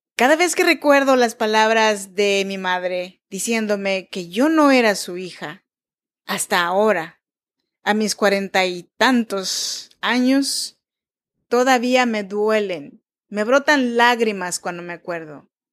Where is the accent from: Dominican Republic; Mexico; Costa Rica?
Mexico; Chinantla region, Oaxaca; Yo nací en Oaxaca, México, en la región de Chinantecos